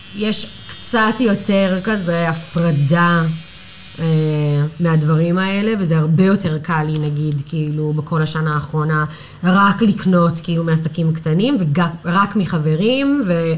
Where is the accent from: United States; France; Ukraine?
United States; New York; Hebrew is a second language; moved away as an adult; now in Tel Aviv, Israel; אני מניו יורק. אני בתל אביב, וואו, הקיץ זה עשר שנים